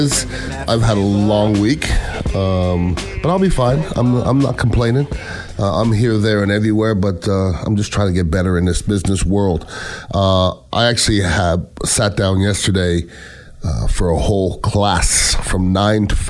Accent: Canada; moved away; I'm Canadian born

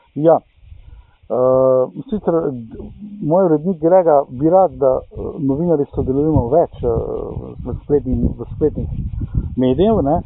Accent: Velenje, Slovenia; sem iz Velenja

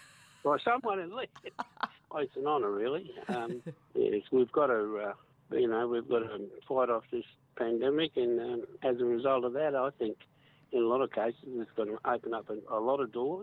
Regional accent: South Grafton, New South Wales, Australia; And I was born in South Grafton Hospital in 47. And, large family.

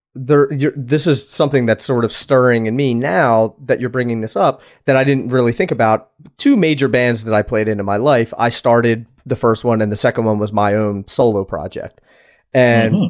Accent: East Coast, United States; moved away; i am originally from the East Coast

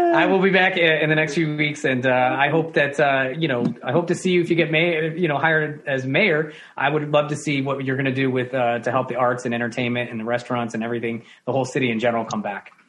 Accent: New York, United States; as a New Yorker

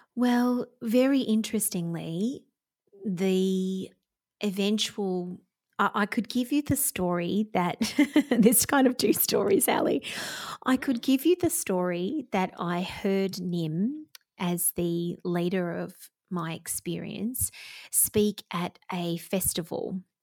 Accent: Victoria, Australia; Victoria, which is my home state here in Australia

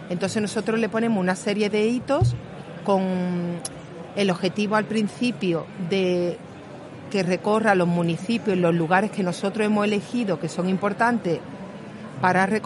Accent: Málaga, Andalusia, Spain; accent: Málaga; pongo ejemplos de Málaga porque no sé si se notará por el acento que soy

